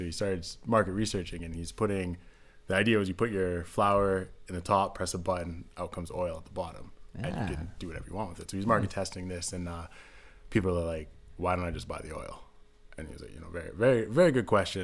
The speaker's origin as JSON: {"language": "English", "town": "Edmonton", "region": "Alberta", "country": "Canada", "tie": "born or raised there", "also_born_or_lived": "Vancouver", "moved": "as an adult", "said": "So I left Alberta. I was born and raised in Edmonton"}